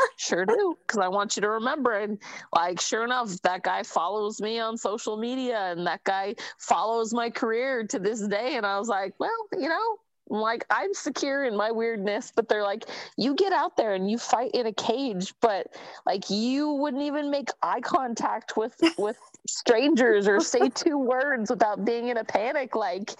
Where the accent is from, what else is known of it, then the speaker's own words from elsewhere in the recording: Bay Area, California, United States; I grew up in the Bay Area